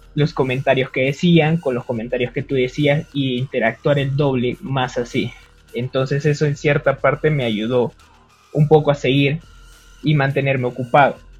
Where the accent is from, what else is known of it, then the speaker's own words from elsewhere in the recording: Peru; Yo soy peruano